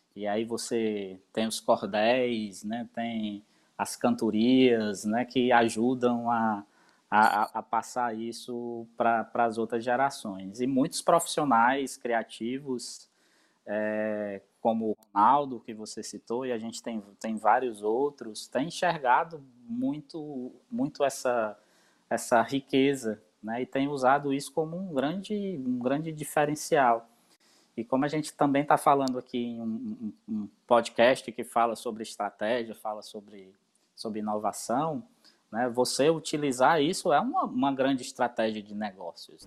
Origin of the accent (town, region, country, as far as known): Brazil; also born or lived in Northeast Brazil